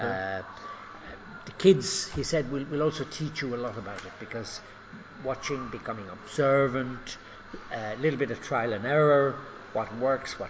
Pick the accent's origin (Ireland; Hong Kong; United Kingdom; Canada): Ireland; Cork, Munster; moved away as an adult; now in Kenya; I grew up in Ireland. I'm from Cork